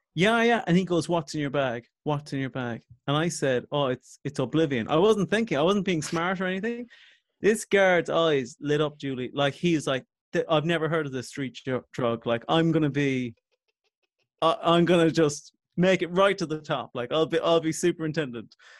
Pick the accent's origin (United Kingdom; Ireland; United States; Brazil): Ireland; Coachford, Munster; also born or lived in Ballincollig; I'm from Coachford originally